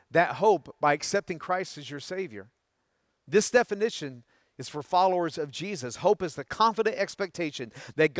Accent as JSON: {"language": "English", "region": "Tennessee", "country": "United States", "tie": "born or raised there", "said": "Growing up in Tennessee, all of the neighborhood boys would come over to my house after school."}